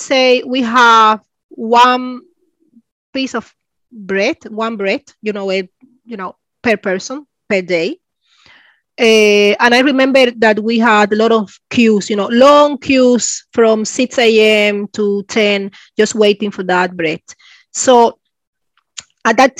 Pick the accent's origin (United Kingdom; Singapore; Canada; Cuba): Cuba; first language Spanish; English is a second language; moved away as an adult; also born or lived in Spain; now in Sweden; I'm from Cuba. Originally, I am from Cuba. I actually left Cuba 1999 when I was 23 years old.